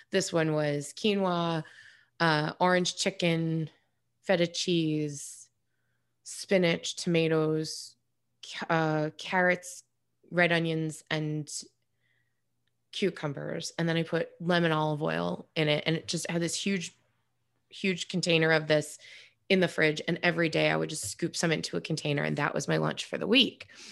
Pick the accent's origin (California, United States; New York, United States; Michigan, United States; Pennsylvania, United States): New York, United States; moved away; I'm from New York originally